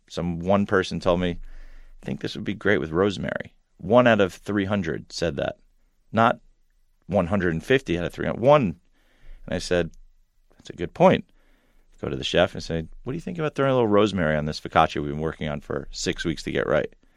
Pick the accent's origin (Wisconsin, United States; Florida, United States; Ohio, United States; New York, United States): New York, United States; Long Island; also born or lived in Ithaca, New York; I was a Long Island kid, grew up there